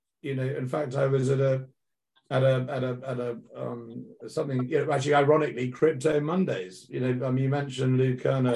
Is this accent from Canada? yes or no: no; United Kingdom; I'm a British guy.